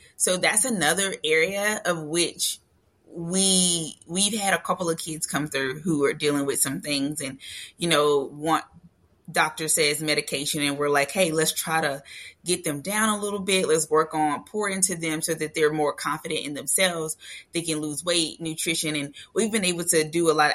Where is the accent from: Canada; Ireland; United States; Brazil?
United States; Louisiana; We're from Louisiana